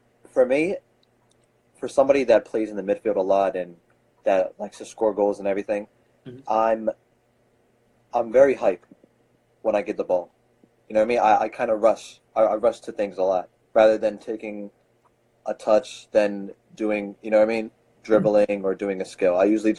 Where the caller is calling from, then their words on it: Philadelphia, Pennsylvania, United States; I'm calling from Philadelphia.